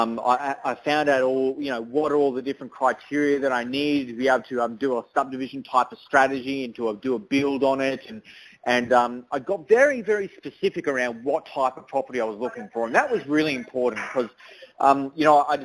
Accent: Toowoomba, Queensland, Australia; I grew up in Toowoomba and I did a lot of my schooling in Toowoomba

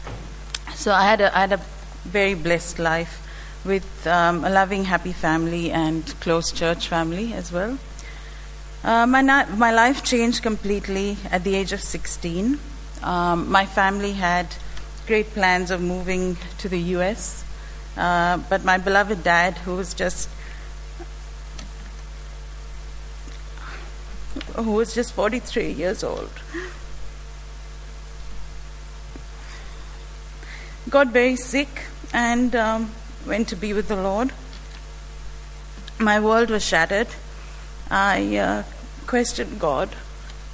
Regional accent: India; born or raised there; moved away

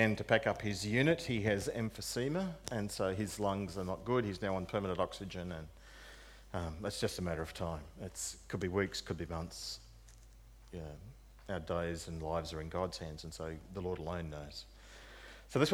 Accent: Narrandera, New South Wales, Australia; moved away; Narendra, my hometown

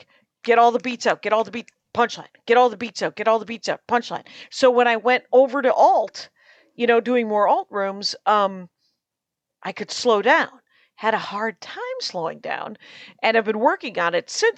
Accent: Wisconsin, United States; moved away; my home state of Wisconsin

